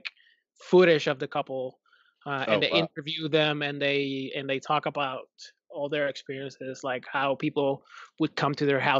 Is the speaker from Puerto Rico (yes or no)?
yes; Puerto Rico; I'm from Puerto Rico